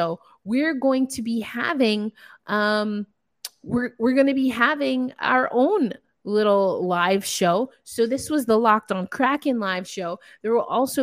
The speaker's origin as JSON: {"language": "English", "region": "New York", "country": "United States", "said": "I'm from New York"}